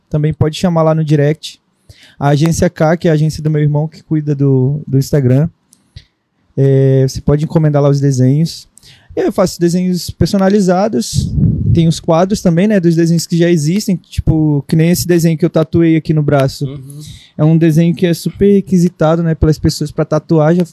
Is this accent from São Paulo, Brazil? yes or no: no; Manaus, Amazonas, Brazil; eu sou manauara de Manaus. É, eu nasci lá